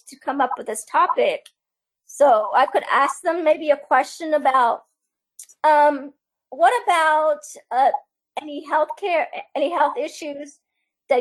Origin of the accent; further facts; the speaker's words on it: Iran; moved away; my home country of Iran